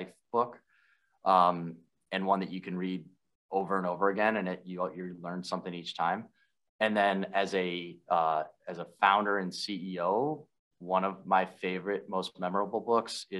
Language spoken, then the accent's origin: English; Minneapolis, Minnesota, United States; my hometown of Minneapolis